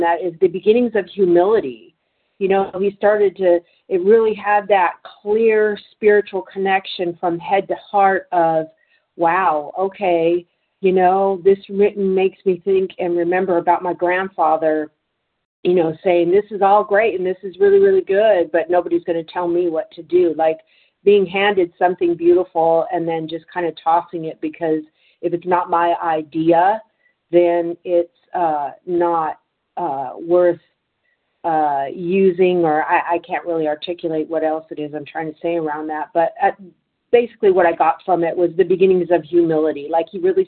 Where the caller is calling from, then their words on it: Santa Clara, California, United States; I'm calling from Northern California, Santa Clara, California